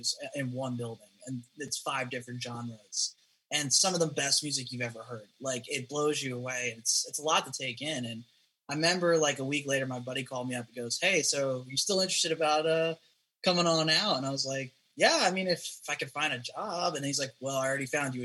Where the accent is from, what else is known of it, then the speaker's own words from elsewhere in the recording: Jersey Shore, New Jersey, United States; also born or lived in Philadelphia / Winter Park; now in Nashville, United States; I'm originally from the Jersey Shore. You're probably already trying to get some form of Guido-ness out of me, but no. Yeah, so I grew up there